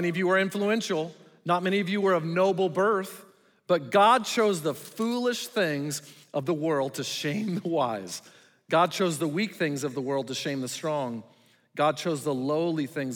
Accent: Sierra Vista, Arizona, United States; also born or lived in Willcox, Arizona; I grew up in Wilcox and Sierra Vista

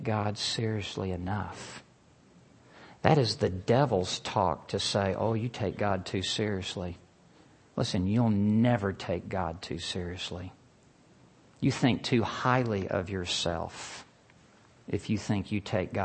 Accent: Memphis, Tennessee, United States; moved away as an adult; also born or lived in Lubbock, Texas; I grew up in Memphis, Tennessee.

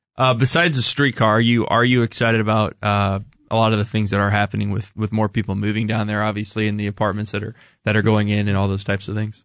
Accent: Kansas City, Missouri, United States; I grew up in the Northland, as Ryan did

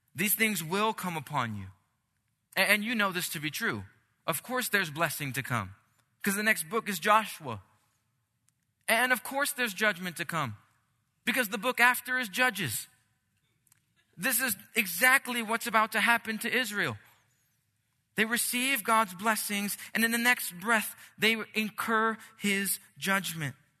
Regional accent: Puerto Rico; moved away; I'm Puerto Rican, I'm from the Caribbean

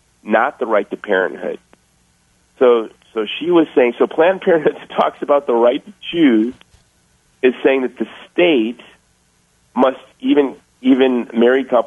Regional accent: United States; I was raised in Section 8 housing by a single mom, and in this country, I've been given every opportunity in the world

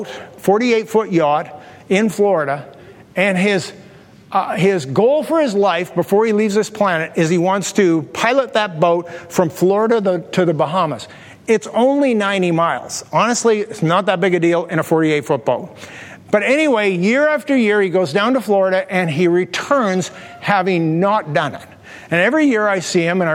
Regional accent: Canada; we're Canadians

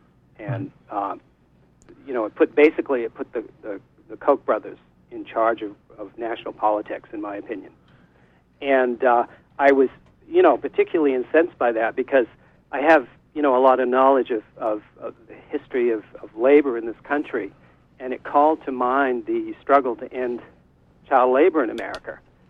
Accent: Ellsworth, Maine, United States; also born or lived in Blue Hill, Maine / New York City; I was born in Blue Hill, grew up and went through school in Surrey and Ellsworth, where I live now in Surrey. I spent some time in New York City on the Lower East Side in my middle years

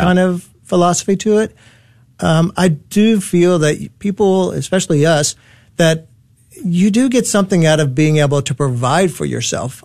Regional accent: Dallas, Texas, United States; I was born and raised here in Dallas

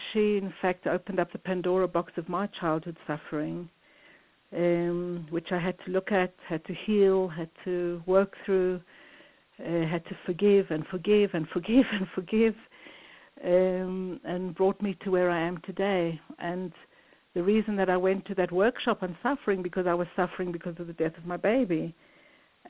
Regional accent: South Africa; moved away; I grew up in South Africa in the separation and in the terrible pain of living the separation

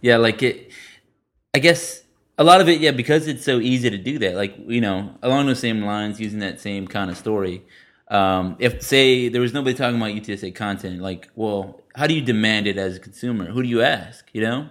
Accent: San Antonio, Texas, United States; moved away; also born or lived in Denton; I'm from San Antonio

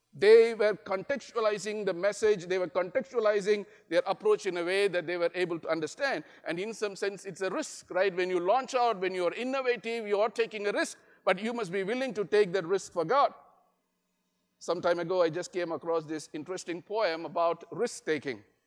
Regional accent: India; I'm from India

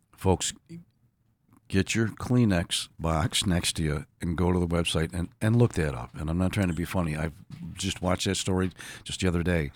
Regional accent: Buffalo, New York, United States; born and raised in Buffalo, New York

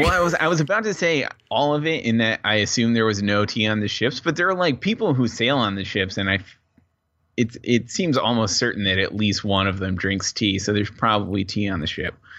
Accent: New England, United States; growing up in New England

